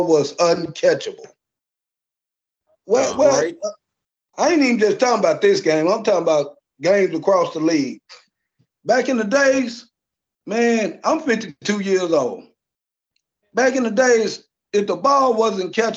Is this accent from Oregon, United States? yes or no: no; Nashville, Tennessee, United States; moved away as an adult; now in Lexington, United States; I'm originally from Nashville, man, but I've been living in Lexington for the last 16 to 17 years